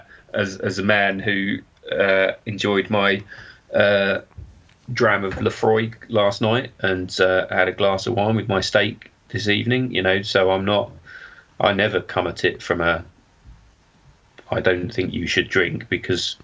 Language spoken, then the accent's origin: English; Suffolk, East of England, United Kingdom; I'm from Suffolk